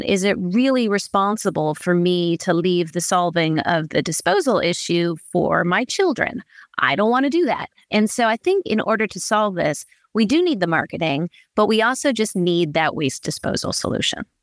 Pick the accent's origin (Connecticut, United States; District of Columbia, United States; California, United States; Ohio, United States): California, United States; Berkeley; I grew up in Berkeley, California.